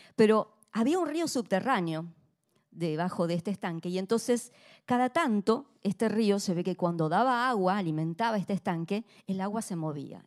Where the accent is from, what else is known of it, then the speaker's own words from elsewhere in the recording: Argentina; como argentina